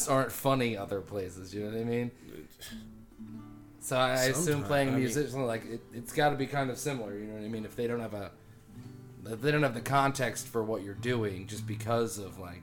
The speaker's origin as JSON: {"language": "English", "country": "United States", "said": "as an American"}